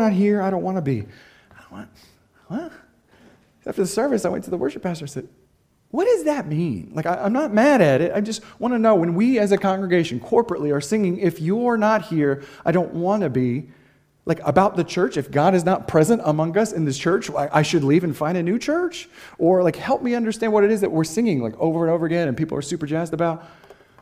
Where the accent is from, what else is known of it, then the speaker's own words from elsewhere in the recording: Boston, Massachusetts, United States; I'm from Boston, Massachusetts